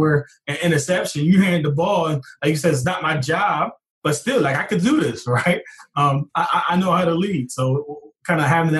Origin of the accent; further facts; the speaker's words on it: Glassboro, New Jersey, United States; my hometown of Glassboro, New Jersey.